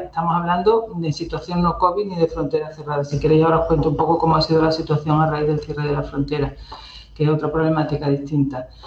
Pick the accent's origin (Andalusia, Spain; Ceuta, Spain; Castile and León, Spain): Ceuta, Spain; yo, yo soy de Ceuta y he vivido también aquí